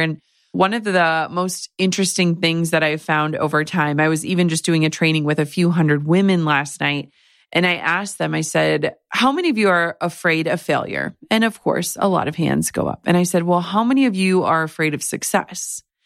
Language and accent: English; Midwest, United States; as a Midwesterner